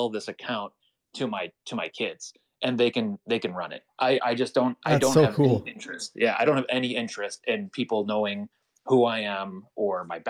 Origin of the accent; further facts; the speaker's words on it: United States; I'm an American